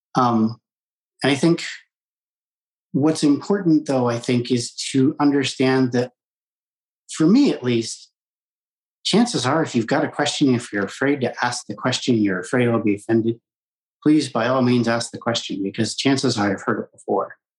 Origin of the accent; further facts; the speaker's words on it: Colorado, United States; I grew up in Colorado in mainstream public schools, K through 12.